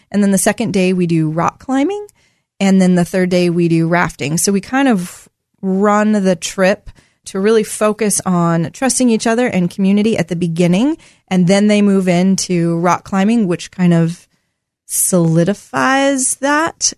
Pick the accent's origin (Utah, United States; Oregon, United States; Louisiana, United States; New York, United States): Oregon, United States; Portland; also born or lived in Corbett, Oregon; I grew up in Southeast Portland.